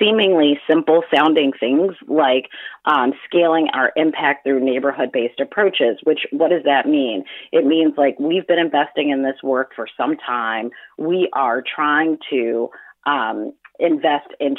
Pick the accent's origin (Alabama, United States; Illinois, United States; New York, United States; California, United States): Illinois, United States; Chicago; I grew up on partially on South Shore Drive for a good portion of my life. The most of my life, I grew up on Luella, which is five blocks east of Jeffrey, for anybody who knows Chicago.